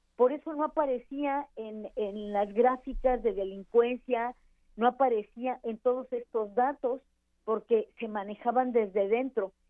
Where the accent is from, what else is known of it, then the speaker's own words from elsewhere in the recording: Ciudad Juárez, Chihuahua, Mexico; yo soy originaria de Ciudad Juárez, Chihuahua.